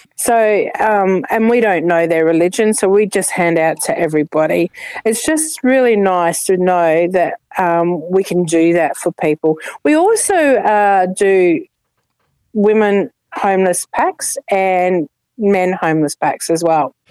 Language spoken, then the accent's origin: English; Adelaide, South Australia, Australia; now in Ipswich, Australia; i come from Adelaide, uh, South Australia, and I grew up here